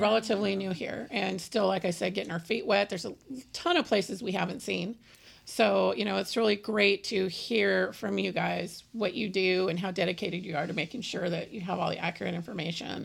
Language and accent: English; California, United States; moved away; we're from California